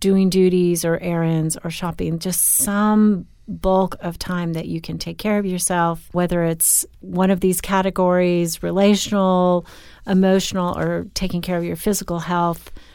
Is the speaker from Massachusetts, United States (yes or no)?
no; Newport Beach, California, United States; I grew up on Newport Beach